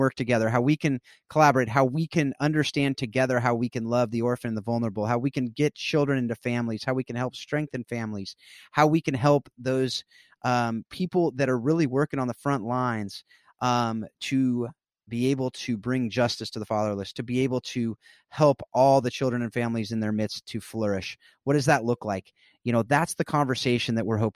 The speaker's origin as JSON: {"language": "English", "area": "South Orange County", "region": "California", "country": "United States", "tie": "born or raised there", "said": "I grew up in South Orange County, California"}